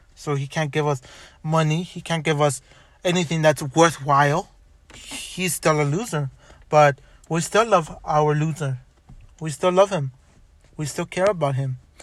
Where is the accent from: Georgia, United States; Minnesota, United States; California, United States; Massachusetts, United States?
California, United States; Los Angeles; I was born in Boyle Heights. I was born in White Memorial back in September.